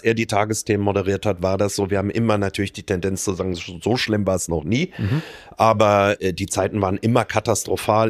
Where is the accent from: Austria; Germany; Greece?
Germany; Rhineland; als Rheinländer